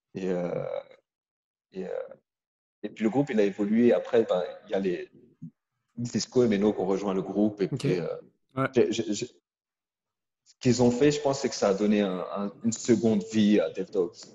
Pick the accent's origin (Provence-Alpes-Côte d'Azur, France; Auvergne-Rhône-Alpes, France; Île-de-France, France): Île-de-France, France; Créteil; on vient de Créteil